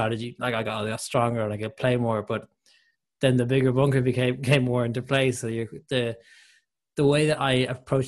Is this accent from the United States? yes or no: no; Ireland; as an Irishman